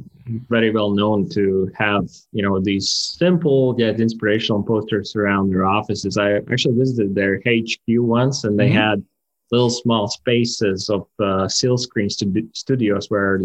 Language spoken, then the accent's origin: English; Riga, Latvia; I'm from Riga, Latvia